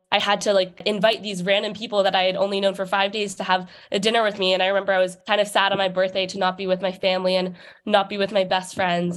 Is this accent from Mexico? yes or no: no; New York City, New York, United States; moved away as an adult; I grew up in New York City